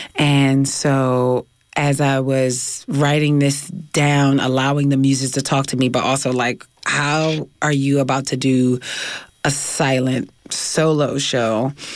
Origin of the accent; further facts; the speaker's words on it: Philadelphia, Pennsylvania, United States; now in California, United States; I'm from North Philly